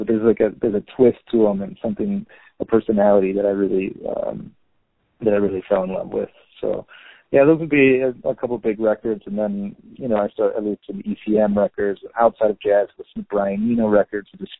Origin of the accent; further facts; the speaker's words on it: Minneapolis, Minnesota, United States; moved away as an adult; also born or lived in Los Cabos, Mexico; now in Mexico City, Mexico; I'm from Minneapolis, and I got a teaching job, music teaching job in Baja, in Los Cabos.